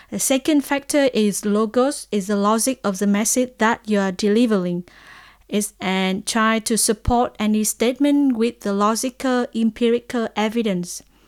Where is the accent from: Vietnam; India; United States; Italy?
Vietnam; I'm from Vietnam